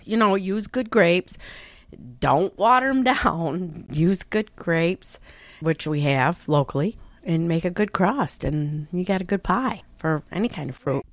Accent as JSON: {"language": "English", "town": "Naples", "region": "New York", "country": "United States", "tie": "born or raised there", "said": "from Naples, New York. I've lived here all my life"}